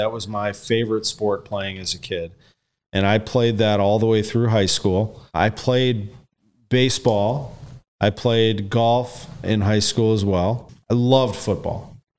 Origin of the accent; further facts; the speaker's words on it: Creve Coeur, Missouri, United States; I'm a St. Louis kid. I grew up in Creve Coeur, basically like right by Mercy Hospital.